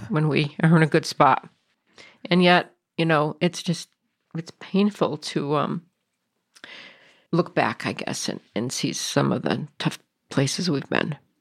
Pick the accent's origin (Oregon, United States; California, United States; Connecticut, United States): Connecticut, United States; we come from Connecticut area